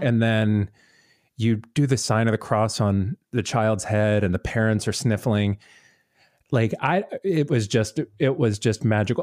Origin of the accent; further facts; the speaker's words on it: Tampa, Florida, United States; I grew up in the Tampa Bay area